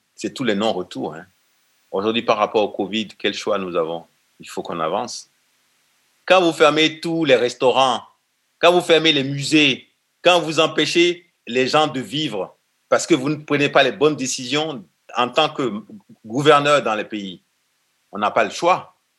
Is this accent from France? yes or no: no; Benin; chez nous, au Bénin